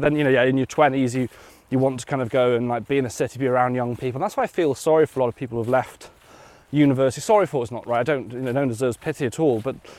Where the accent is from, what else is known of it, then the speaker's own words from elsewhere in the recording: West Wales, United Kingdom; moved away; I'm from West Wales and from the countryside myself.